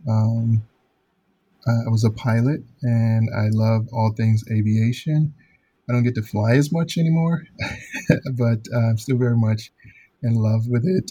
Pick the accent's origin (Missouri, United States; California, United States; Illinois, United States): Illinois, United States; Chicago; born or raised there; moved away as an adult; also born or lived in Alabama